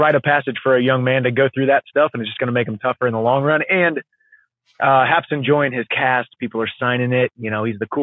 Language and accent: English; a small town south of St. Louis, Missouri, United States; now in Nashville, United States; I grew up in the woods in a small town south of St. Louis, Missouri